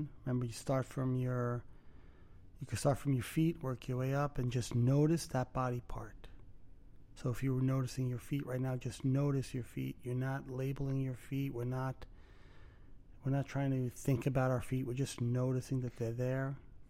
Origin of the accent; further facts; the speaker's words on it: Brooklyn, New York, United States; No. Really? I'm from Brooklyn? What gave it away?